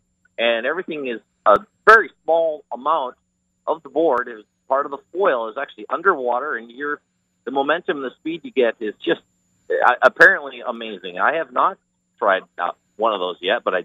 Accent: Grand Haven, Michigan, United States; I'm from the Grand Haven area from Michigan

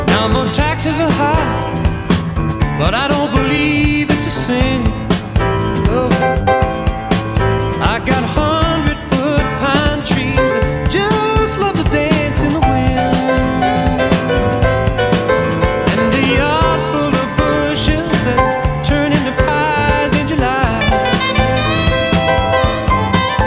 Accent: California, United States; moved away; my home state of California

